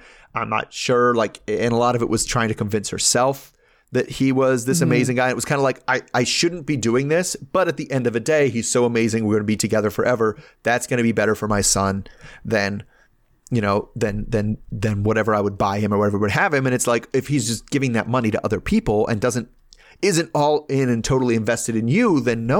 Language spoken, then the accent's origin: English; Baltimore, Maryland, United States; I'm from Baltimore, right?